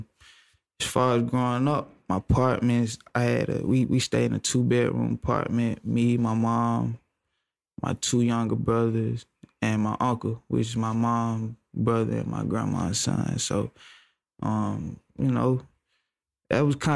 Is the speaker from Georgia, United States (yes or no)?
yes; Atlanta, Georgia, United States; Cleveland Avenue is where I grew up